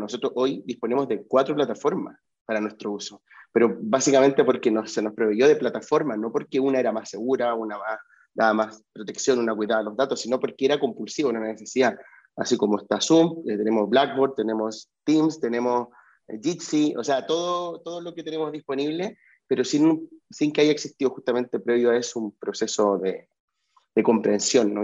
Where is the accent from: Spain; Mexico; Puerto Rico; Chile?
Chile; moved away; yo como vengo de Chile